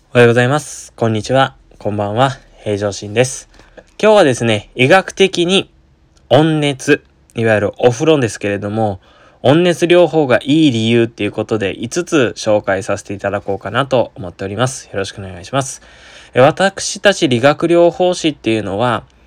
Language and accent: Japanese; Okinawa, Japan; moved away as an adult; 私、あのー、沖縄出身なんですけれども